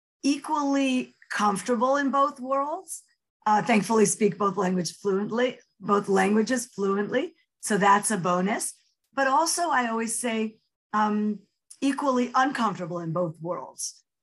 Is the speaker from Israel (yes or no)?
yes; Netanya, Central District, Israel; also born or lived in New York; I guess I'll start with, I grew up in New York and Netanya, so on both sides of the ocean, a lot of back and forth. I had the privilege of being born in Israel, so I'm a Sabra